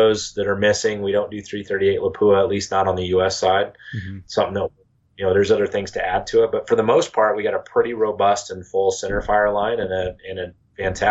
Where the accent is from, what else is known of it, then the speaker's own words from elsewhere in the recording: Idaho, United States; now in Missouri, United States; Growing up in Idaho